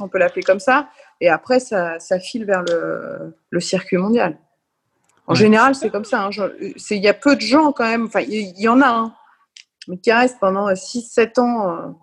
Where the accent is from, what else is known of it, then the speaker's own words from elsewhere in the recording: France; quand on est français